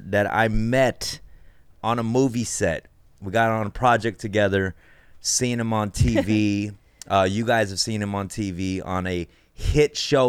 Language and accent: English; Los Angeles, California, United States; I'm like Koreatown.